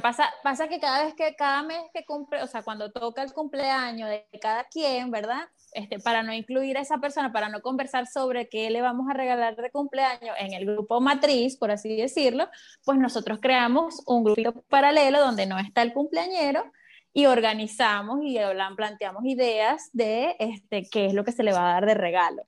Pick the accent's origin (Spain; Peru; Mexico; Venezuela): Venezuela; moved away as an adult; also born or lived in Santa Fe, Argentina; now in Buenos Aires, Argentina; tengo recién cumplido cuatro años desde que me vine de Venezuela, por la situación país